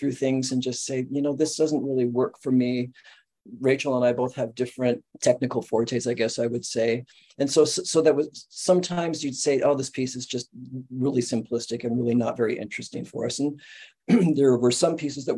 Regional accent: Southern California, United States; moved away; we're from Southern California

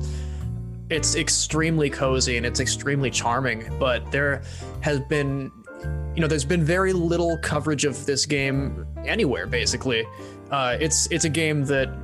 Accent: Seattle, Washington, United States; I'm from the Seattle area

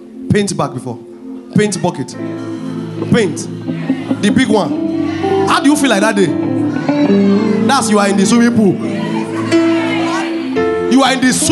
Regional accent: Nigeria; Me that grew up from Ondo Ikiti side

